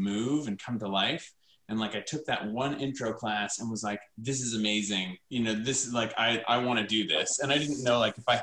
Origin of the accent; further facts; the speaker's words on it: North Carolina, United States; moved away; also born or lived in Provo, Utah; I grew up in North Carolina